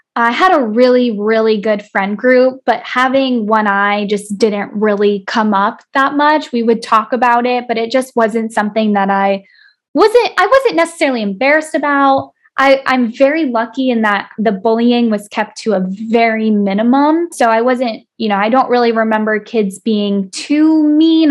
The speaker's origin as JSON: {"language": "English", "region": "South Florida", "country": "United States", "tie": "born or raised there", "said": "I was born and raised in South Florida"}